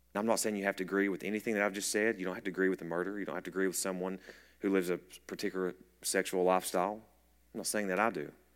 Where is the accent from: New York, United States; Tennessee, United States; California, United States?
Tennessee, United States; Clinton; we're from Clinton. We're East Tennessee